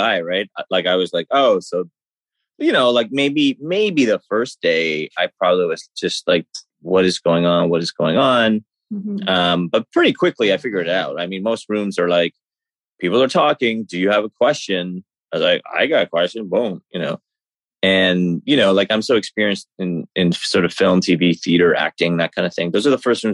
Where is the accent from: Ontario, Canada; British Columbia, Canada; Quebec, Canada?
Ontario, Canada; Toronto; I'm from Toronto, Canada